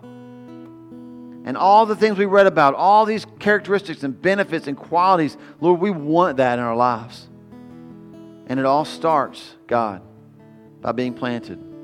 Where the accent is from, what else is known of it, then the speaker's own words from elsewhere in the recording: United States; We're so American